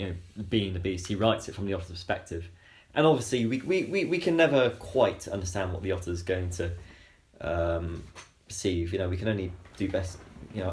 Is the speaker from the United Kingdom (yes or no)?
yes; Romsey, South East England, United Kingdom; growing up in Romsey, a tiny little market town on the Test